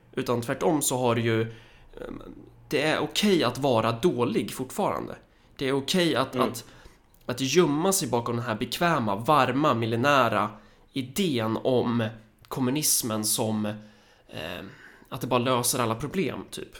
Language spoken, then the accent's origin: Swedish; Sweden; vi som svenskar så har vi ju en viss sorts kultur